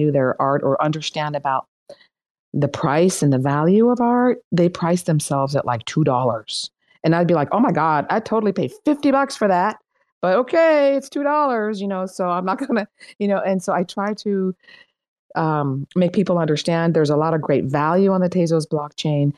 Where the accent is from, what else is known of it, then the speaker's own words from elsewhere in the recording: Iran; English is a second language; now in United States; I'm Iranian. I was born in Iran. My family left and came to the United States